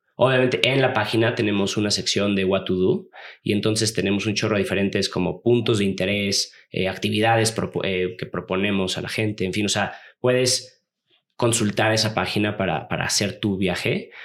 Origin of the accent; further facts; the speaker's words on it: Los Cabos, Baja California Sur, Mexico; yo soy de Los Cabos, ahí crecí.